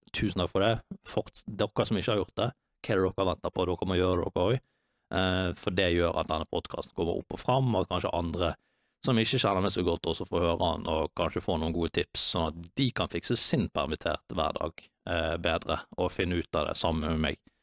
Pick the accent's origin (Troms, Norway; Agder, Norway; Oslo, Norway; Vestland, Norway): Vestland, Norway; Bergen; moved away; hjem til Bergen, der jeg er fra